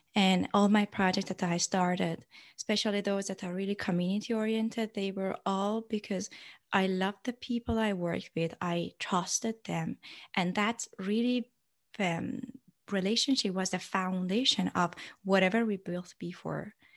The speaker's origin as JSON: {"language": "English", "country": "Iran", "tie": "born or raised there", "said": "growing up in Iran"}